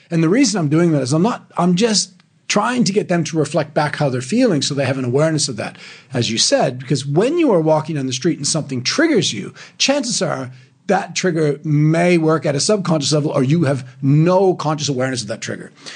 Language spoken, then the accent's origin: English; Sydney, Nova Scotia, Canada; now in Australia; I grew up in Canada, in Sydney, in Canada